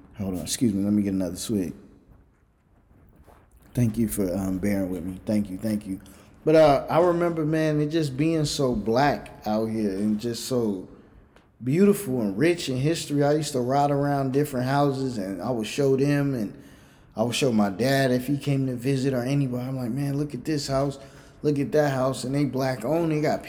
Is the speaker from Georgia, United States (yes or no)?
no; New York City, New York, United States; born there; also born or lived in Virginia / California; I was born in New York City. That's self-explanatory. But for music and everything, it flourished. Then I lived in Virginia